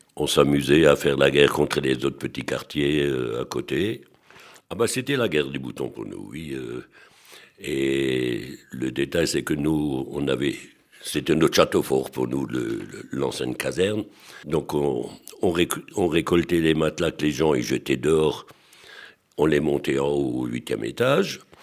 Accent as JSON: {"language": "French", "town": "Strasbourg", "region": "Grand Est", "country": "France", "tie": "born or raised there", "said": "À l'école euh, où j'étais rue de l'Académie, mon, mon voisin de, de bon, il s'appelait M. Simon Schneider, que je pense que pas mal de Strasbourgeois doivent connaître"}